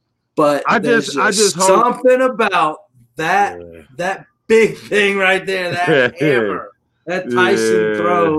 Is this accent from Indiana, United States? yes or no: yes; Indianapolis, Indiana, United States; But I'm from Indy